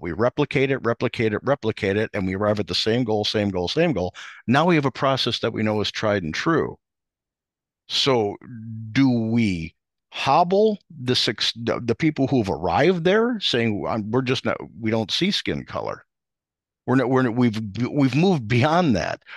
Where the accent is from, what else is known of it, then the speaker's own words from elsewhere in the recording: outside of Chicago, Illinois, United States; where I grew up outside of Chicago